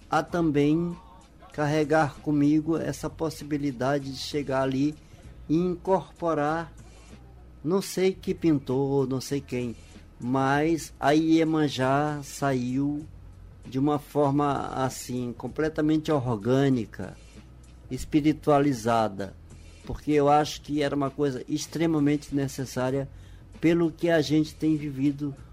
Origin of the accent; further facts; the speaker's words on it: Bacurituba, Maranhão, Brazil; Um abraço à minha terra. E hoje a gente sabe que as rádios são ouvidas mundo afora. Mas em particular eu, grando, eu mando um grande abraço ao meu torrão Bacurituba